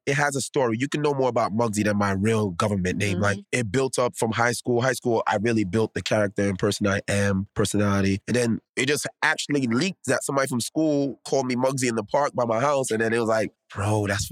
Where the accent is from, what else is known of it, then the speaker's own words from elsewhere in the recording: New York City, New York, United States; I grew up in the Bronx my whole life. I love the Bronx.